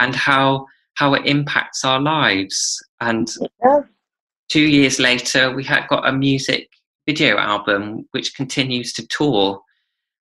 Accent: United Kingdom; I'm British

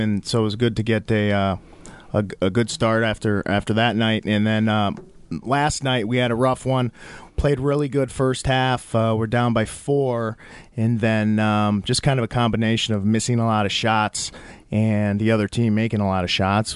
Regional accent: Minnesota, United States; also born or lived in Wisconsin / Bronx, New York; third grade, we moved to Minnesota. um, and that's where I basically grew up

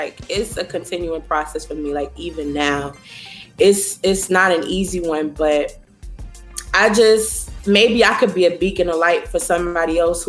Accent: New York City, New York, United States; Growing up in the Bronx for me, I have so many beautiful memories. Bronx is home.

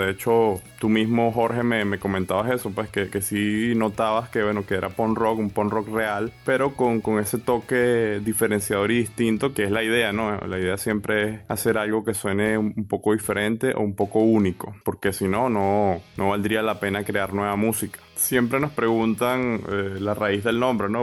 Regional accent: Venezuela; somos de Venezuela

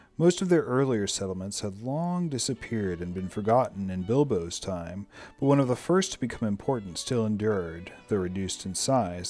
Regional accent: Amissville, Virginia, United States; also born or lived in Fredericksburg, Virginia; I grew up in Virginia. I grew up in rural Virginia.

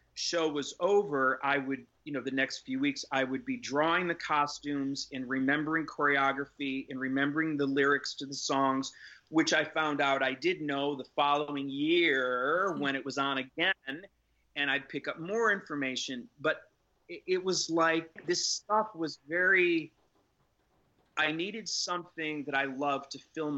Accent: Syracuse, New York, United States; moved away; growing up in Syracuse, New York. I grew up in a rural, moderately rural area

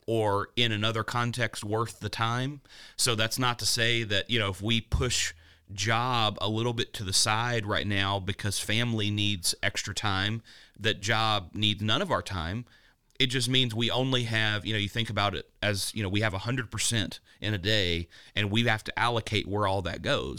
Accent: Danville, Kentucky, United States; my hometown of Danville, Kentucky

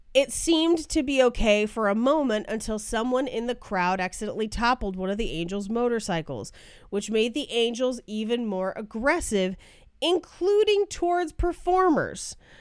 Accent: Bay Area, California, United States; moved away; I grew up in the Bay Area.

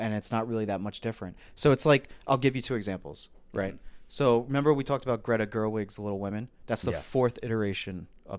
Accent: Ireland; And, you know, as an Irish person, you know, I love that movie.

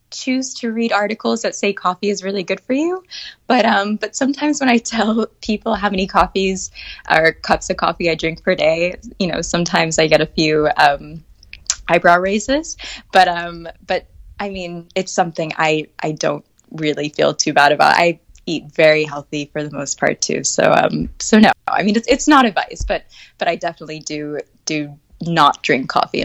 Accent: Atlanta, Georgia, United States; now in France; I'm originally from Atlanta, Georgia. I grew up there. I do not have the Southern accent, which I'm a little bit still upset about. My parents are both from New York.

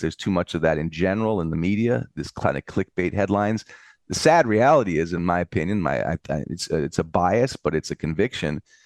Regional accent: United States; now in Europe; I'm in Europe, but I'm an American

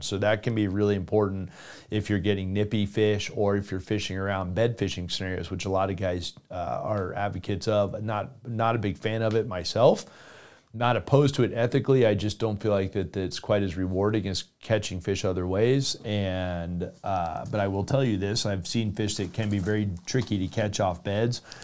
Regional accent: South Florida, United States; I grew up in South Florida

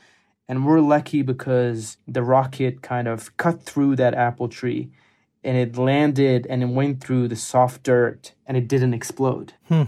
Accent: Kabul, Afghanistan; moved away; also born or lived in United States; some of my earliest memories is my grandpa visiting our home in Kabul often.

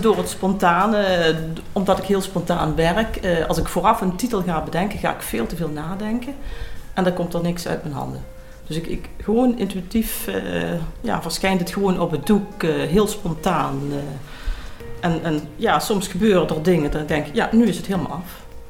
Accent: Noorbeek, Limburg, Netherlands; now in Mesch, Netherlands; ik ben geboren in Noorbeek, oorspronkelijk.

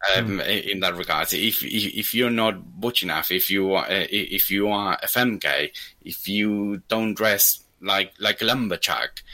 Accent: Argentina; moved away; I'm Argentinian

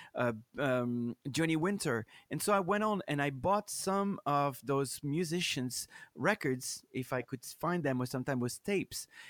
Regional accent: France; English is a second language; moved away as an adult; also born or lived in Minneapolis / Chicago; I'm from France

